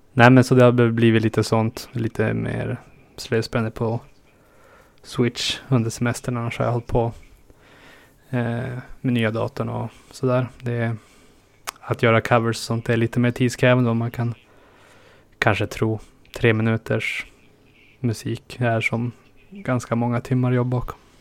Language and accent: Swedish; northernmost Norrland, Sweden; moved away; mina hemtrakter i norraste Norrland och inlandet